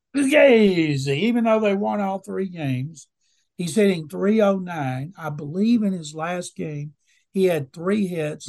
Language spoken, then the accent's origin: English; Waco, Texas, United States; I grew up in Waco